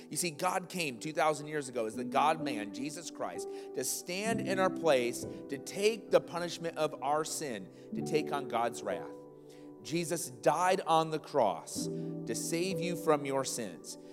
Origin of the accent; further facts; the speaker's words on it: Iowa, United States; moved away; I grew up in Iowa